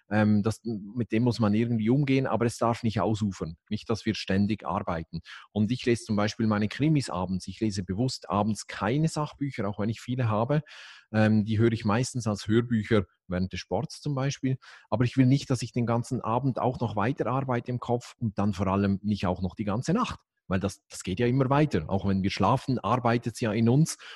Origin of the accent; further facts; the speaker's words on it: Switzerland; dann als Schweizer ist klar, dann nehme ich